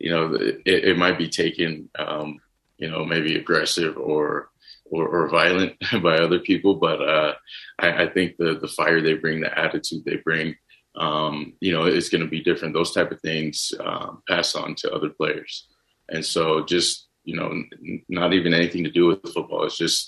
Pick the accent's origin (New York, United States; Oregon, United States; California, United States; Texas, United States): Texas, United States; growing up in Texas